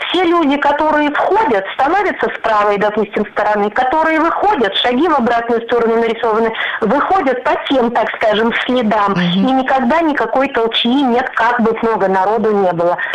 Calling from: Khabarovsk, Khabarovsk Krai, Russia; А, я из Хабаровска.

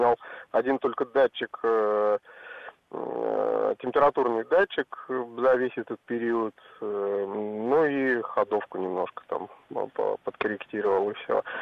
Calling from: Crimea, Ukraine; я из Крыма, и у меня Ford Focus 2016 года Titanium Универсал.

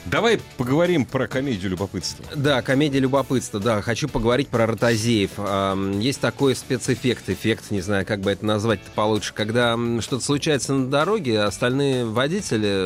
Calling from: Voronezh, Voronezh Oblast, Russia; Ну, не, я как бы из Воронежа {S1} звоню, часто слушаю.

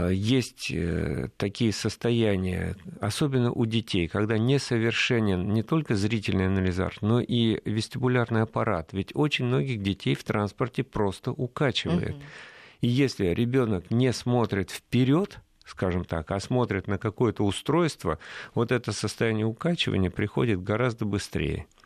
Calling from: Tula Oblast, Russia; мы вас беспокоим из Тульской области.

